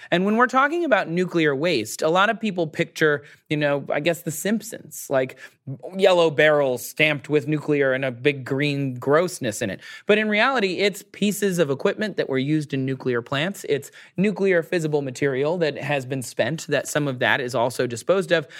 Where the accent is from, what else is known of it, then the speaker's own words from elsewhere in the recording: Michigan, United States; my home state of Michigan